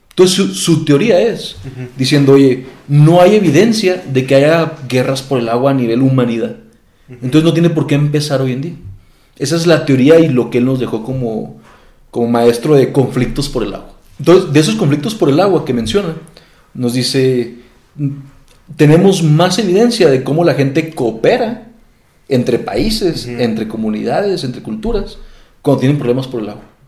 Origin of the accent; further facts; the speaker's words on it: Mexico; Nosotros aquí en México